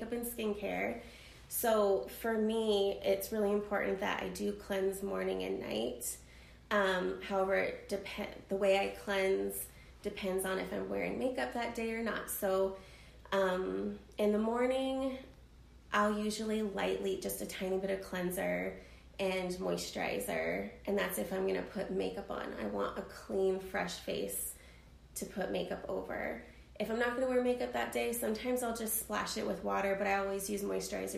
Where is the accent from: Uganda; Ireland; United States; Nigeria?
United States; Arizona; I'm from Arizona originally, born and raised